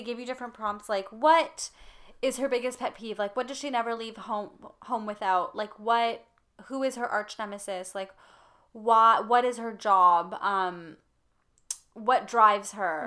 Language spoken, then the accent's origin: English; Canada; we grew up in Canada for the most part